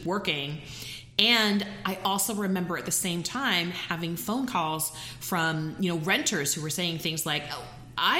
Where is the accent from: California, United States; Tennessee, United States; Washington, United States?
Tennessee, United States; now in New York City, United States; I'm from the South